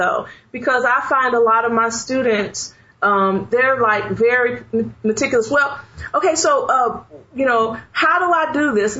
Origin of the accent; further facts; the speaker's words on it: Chicago, Illinois, United States; moved away; I grew up in Chicago, so I used a lot of slang.